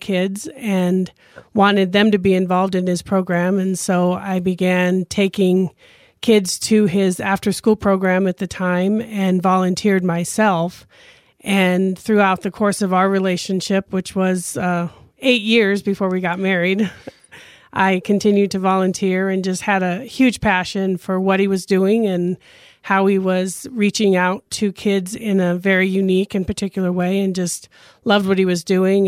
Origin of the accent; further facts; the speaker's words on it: Grand Junction, Colorado, United States; I grew up here in Grand Junction